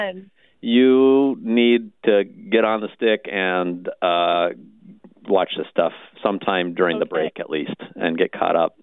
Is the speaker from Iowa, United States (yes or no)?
yes; Ottumwa, Iowa, United States; I grew up in Ottumwa